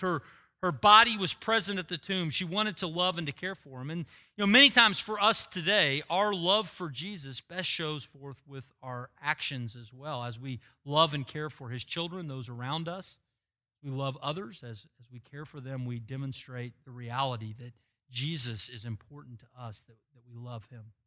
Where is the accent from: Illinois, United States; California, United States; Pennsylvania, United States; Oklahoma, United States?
Oklahoma, United States; I'm from Oklahoma